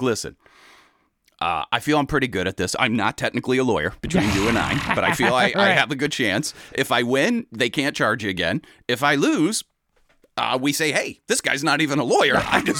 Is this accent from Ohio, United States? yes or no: yes; Cleveland, Ohio, United States; just growing up in Cleveland